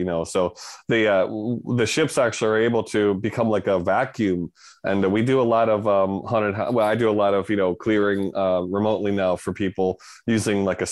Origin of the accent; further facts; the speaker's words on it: Connecticut, United States; moved away; I'm from Connecticut originally.